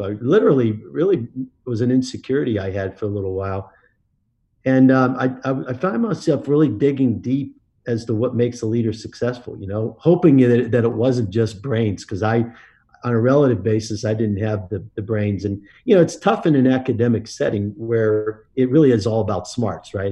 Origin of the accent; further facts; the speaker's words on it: Pittsburgh, Pennsylvania, United States; I grew up in Pittsburgh, uh, Pennsylvania